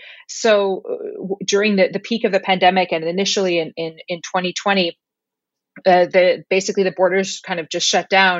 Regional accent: Ottawa, Ontario, Canada; now in Iceland; Yeah, I'm born and raised in Ottawa, or just outside of Ottawa.

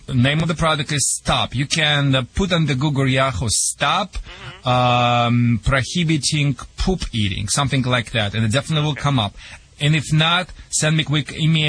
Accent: Russia; accent: Russian; English is a second language; moved away as an adult; also born or lived in Michigan; now in United States

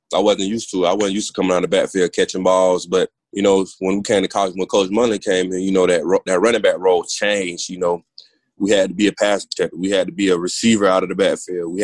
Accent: Georgia, United States; moved away; I'm from Georgia

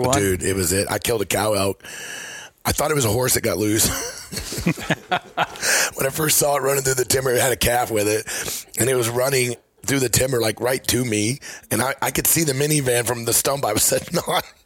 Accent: Missouri, United States; I'm from Missouri

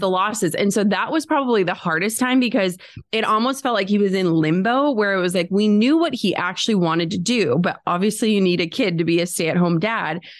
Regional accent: Midwest, United States; we're from the Midwest.

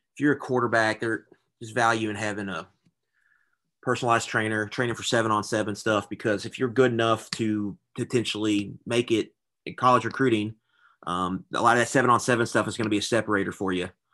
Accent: Louisville, Kentucky, United States; born and raised in Louisville, went to Saint X.

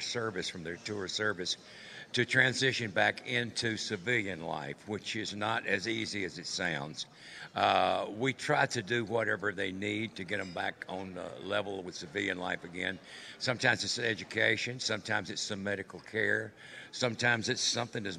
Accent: Wilmington, North Carolina, United States; I'm from Wilmington, North Carolina, which is a seaport town

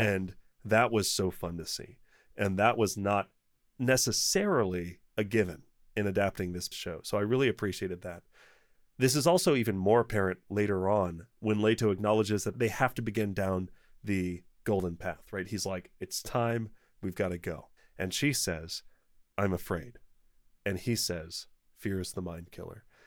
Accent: United States; I'm American

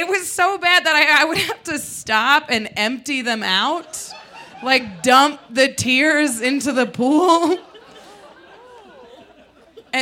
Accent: Midwest, United States; now in Denver, United States; But we're from the Midwest

